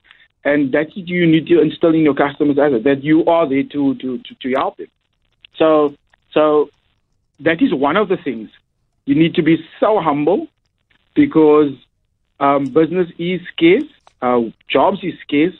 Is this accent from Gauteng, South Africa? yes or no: no; Cape Town, Western Cape, South Africa; I come from Mitchell's Plain, and I know the talent we have in Mitchell's Plain